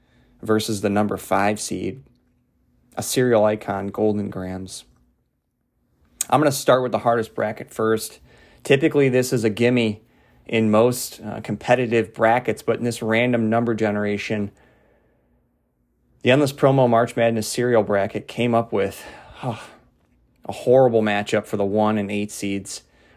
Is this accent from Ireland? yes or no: yes; Ireland; So I say that as an Irish person.